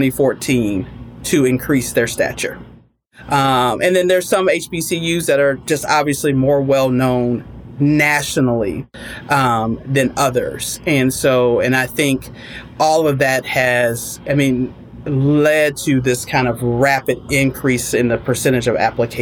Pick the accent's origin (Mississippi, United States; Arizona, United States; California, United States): Mississippi, United States; Jackson; moved away as an adult; also born or lived in St. Louis; I'm a Black girl growing up in Jackson, Mississippi